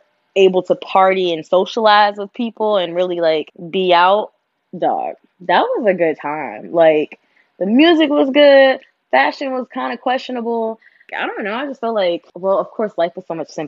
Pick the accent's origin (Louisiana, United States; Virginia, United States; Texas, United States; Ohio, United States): Virginia, United States; I grew up in Virginia